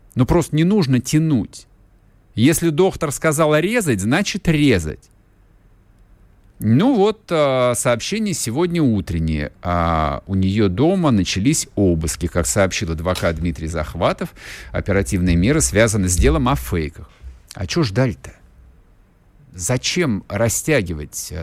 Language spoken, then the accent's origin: Russian; Russia; у нас на родине жизнь потихонечку меняется